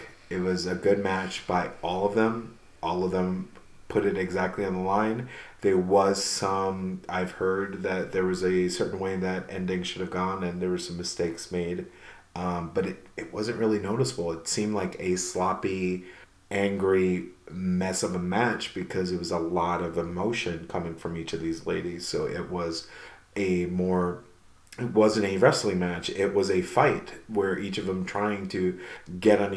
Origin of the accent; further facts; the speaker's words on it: New York, United States; moved away; I'm originally from New York